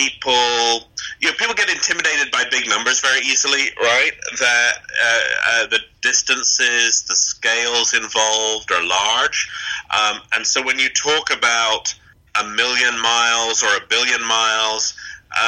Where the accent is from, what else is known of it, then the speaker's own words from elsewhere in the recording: England, United Kingdom; also born or lived in United States; We came over from England to America for a year to be at NASA